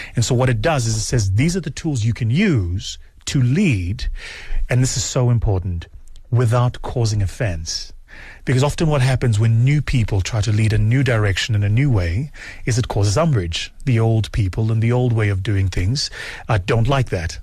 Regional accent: South Africa; as a South African, it's not the model of management I was taught

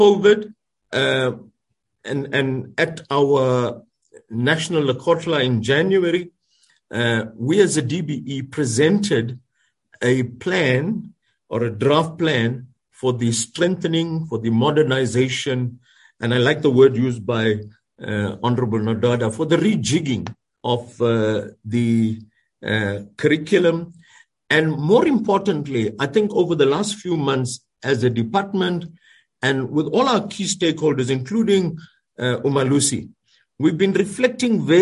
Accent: South Africa; as a South African nation

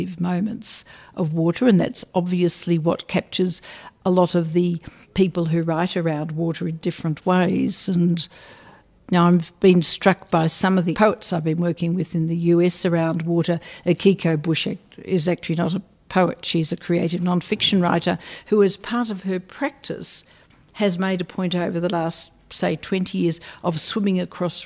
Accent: Australia; I'm an Australian, and until the present Prime Minister, we were a very secular people.

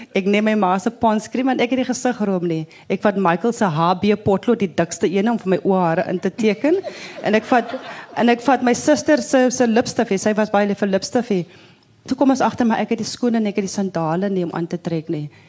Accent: Wellington, Western Cape, South Africa; 'n Wellingtoner waar ek vandaan kom

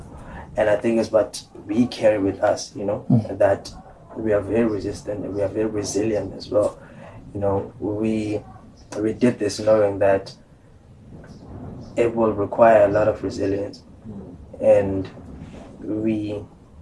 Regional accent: Cape Town, Western Cape, South Africa; I was born on the dusty streets of Gugs

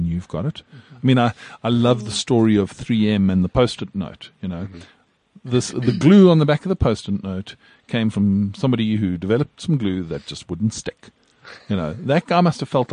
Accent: South Africa; as a South African

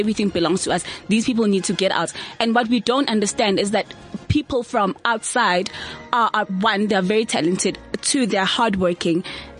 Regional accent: South Africa; I am South African

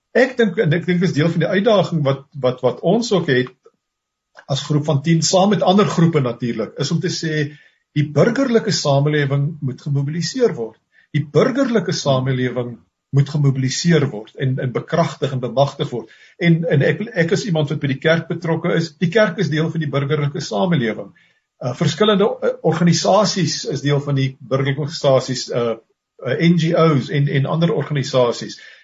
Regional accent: South Africa; ons as as as blanke Suid-Afrikaners

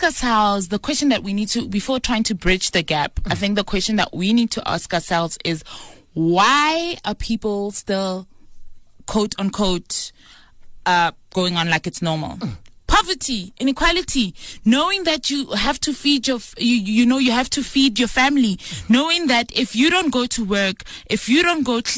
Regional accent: South Africa; As a South African

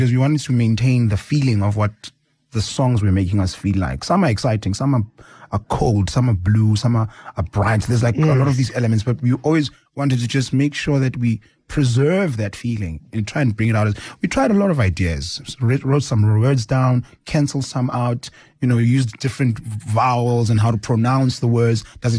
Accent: South Africa; And it's a real story of being a South African, and it tells the world, shows the world who we are, where do we come from.

